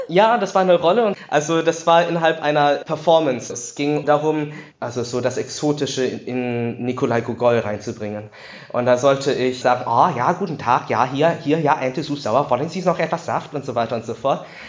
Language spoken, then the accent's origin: German; Düren, North Rhine-Westphalia, Germany; Ich bin natürlich in Düren aufgewachsen